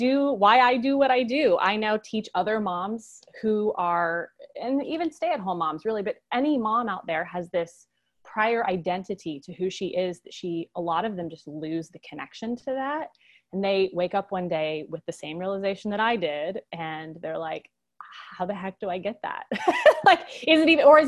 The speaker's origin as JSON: {"language": "English", "town": "Boulder", "region": "Colorado", "country": "United States", "moved": "as an adult", "lives_now": "South Georgia, United States", "said": "And I'm from Boulder, Colorado originally"}